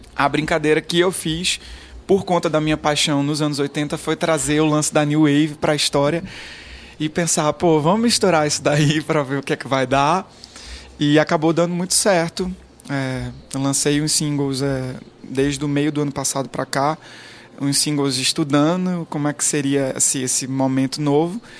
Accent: Garanhuns, Pernambuco, Brazil; sou de Pernambuco, do interior de Pernambuco, de Garanhuns

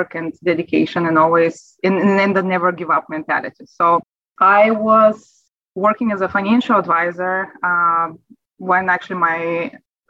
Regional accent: Bulgaria; English is a second language; moved away as an adult; now in United States; as you can sense from my accent, you know, I wasn't born in America. I am from Europe, from Bulgaria, and I immigrated here in 2003

